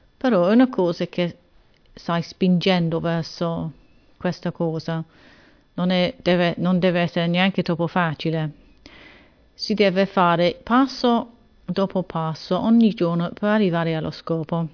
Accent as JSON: {"language": "Italian", "region": "England", "country": "United Kingdom", "second_language": "Italian", "said": "sono inglese"}